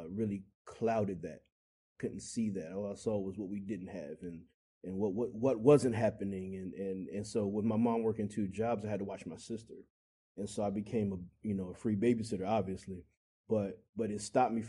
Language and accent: English; Englewood, New Jersey, United States; moved away as an adult; also born or lived in Texas; now in Virginia, United States; I grew up in Englewood, Teaneck, and Hackensack